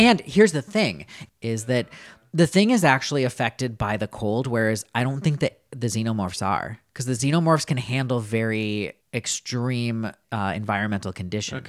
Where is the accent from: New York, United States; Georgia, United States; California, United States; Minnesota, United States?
Minnesota, United States; Winona; I am from Winona, Minnesota